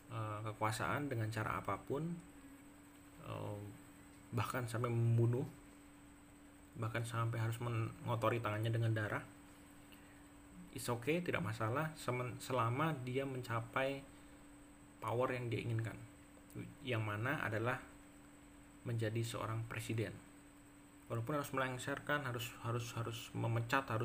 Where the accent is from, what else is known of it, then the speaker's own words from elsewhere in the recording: Yogyakarta, Special Region of Yogyakarta, Indonesia; now in West Java, Indonesia; nah kemudian saya juga karena saya dari Jogja kemudian juga pindah ke Jawa Barat sehingga kemudian saya membiasakan diri untuk bisa mengikuti uh, logat atau aksen Sunda